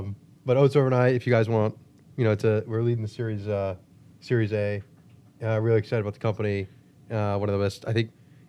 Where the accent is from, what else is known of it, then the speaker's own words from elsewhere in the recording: Washington, D.C. area, United States; D.C., right outside D.C., suburb.